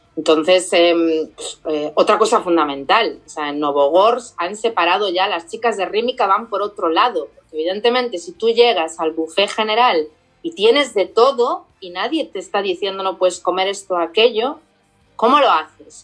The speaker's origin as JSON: {"language": "Spanish", "country": "Spain", "said": "como española"}